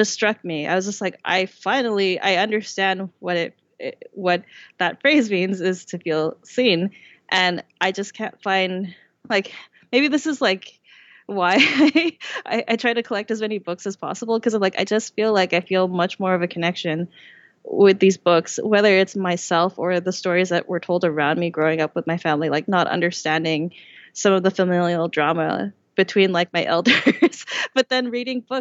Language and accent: English; Vancouver, British Columbia, Canada; I was born and raised in Vancouver. I've never lived anywhere else.